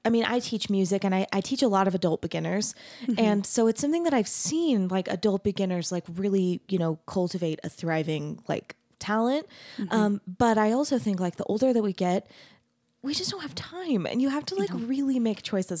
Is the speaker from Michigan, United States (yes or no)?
no; Arizona, United States; I grew up LDS, but mm-hmm. I grew up in Arizona.